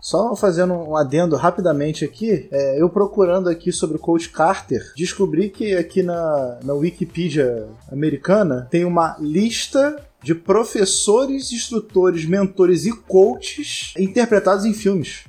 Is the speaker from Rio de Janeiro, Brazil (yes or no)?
yes; Rio de Janeiro, Brazil; Eu sou nascido e criado em Irajá, terra de Zeca Pagodinho.